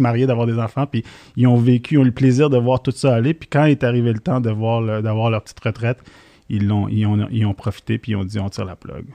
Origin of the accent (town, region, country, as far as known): Montreal, Quebec, Canada; born or raised there; accent: Québécois; also born or lived in Syria